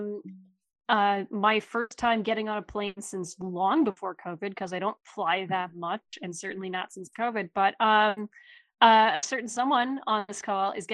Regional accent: Kapuskasing, Ontario, Canada; moved away; also born or lived in Toronto; I was fine with Kapuskasing winters

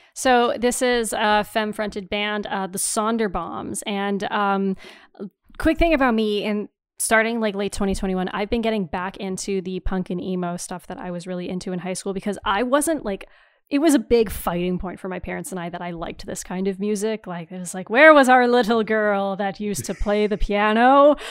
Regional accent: Timmins, Ontario, Canada; now in rural Southwestern Ontario, Canada; I grew up in Northeastern Ontario in, in Timmins

